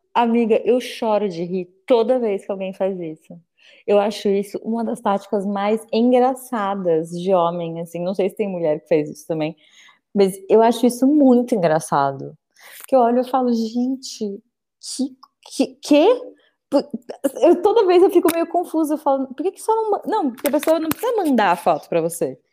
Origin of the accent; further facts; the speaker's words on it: Bauru, São Paulo, Brazil; cresci em Bauru